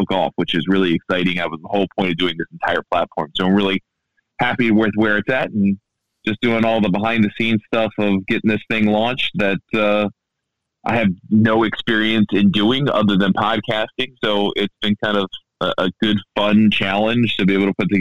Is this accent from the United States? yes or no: yes; Baltimore, Maryland, United States; accent: Baltimorean; also born or lived in DC area; now in Washington, D.C., United States; I grew up in the Baltimore area. I live in the DC area